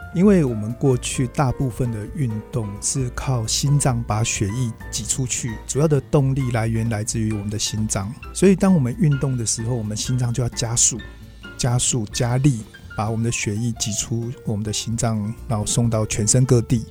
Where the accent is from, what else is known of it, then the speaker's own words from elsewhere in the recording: Hsinchu, Taiwan; 我是一个在新竹出生长大的孩子哦，那我在就读新竹中学的时候